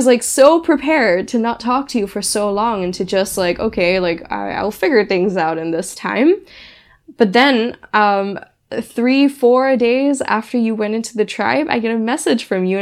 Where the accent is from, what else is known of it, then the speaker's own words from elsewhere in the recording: Singapore; moved away as an adult; also born or lived in Germany; my hometown where I grew up for 15 years